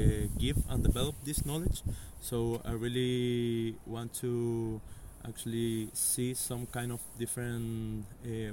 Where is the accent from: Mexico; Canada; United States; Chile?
Chile; I'm from Chile